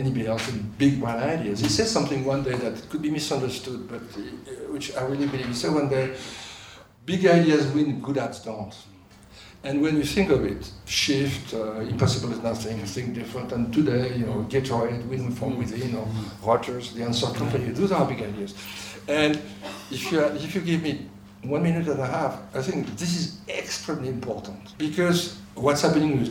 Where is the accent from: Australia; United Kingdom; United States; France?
France; accent: French; English is a second language; moved away; my beautiful French accent